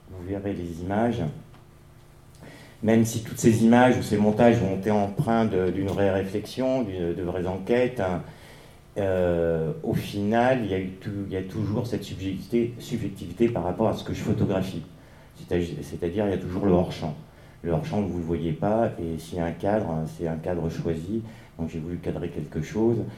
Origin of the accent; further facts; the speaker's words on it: Paris, Île-de-France, France; Ah, je suis parisien, excusez-moi.